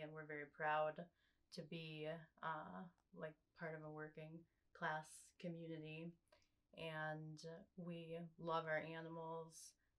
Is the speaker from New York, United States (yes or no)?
yes; North Country of upstate New York, United States; I work with Patrick at Arolia, now Saffron. And I grew up in the North Country of upstate New York on a beef farm. And I was raised showing horses and breaking horses and throwing hay and mucking stalls. And my ancestry dates back pre-Revolutionary War.